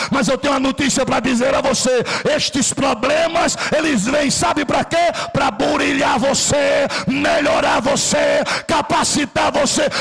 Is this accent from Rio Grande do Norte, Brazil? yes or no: yes; Rio Grande do Norte, Brazil; Na minha terra, no Rio Grande do Norte, chama canoa.